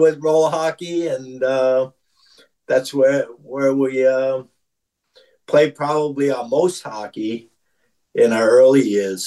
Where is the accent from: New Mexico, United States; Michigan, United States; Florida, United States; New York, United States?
New York, United States; New York City; I grew up, like you said, in the Hell's Kitchen section of New York